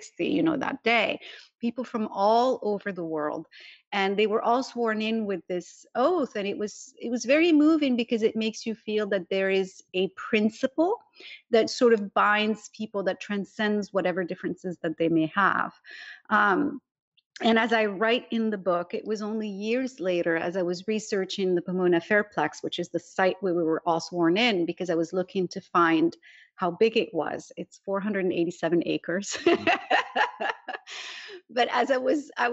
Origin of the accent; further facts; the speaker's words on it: Morocco; moved away as an adult; now in California, United States; I was born in Morocco, which is a constitutional monarchy